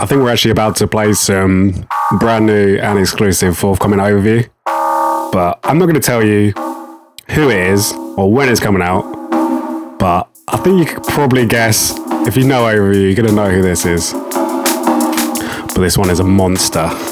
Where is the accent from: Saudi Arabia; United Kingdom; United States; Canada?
United Kingdom; Horsham, South East England; Horsham is my hometown